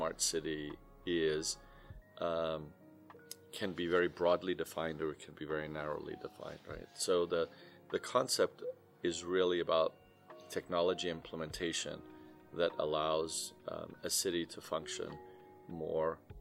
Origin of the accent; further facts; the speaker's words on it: Cyprus; now in United States; I'm originally from Cyprus, and my roots will always be from here